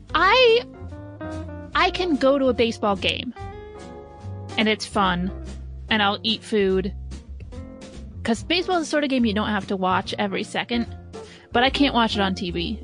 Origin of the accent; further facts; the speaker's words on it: Indiana, United States; I grew up in Indiana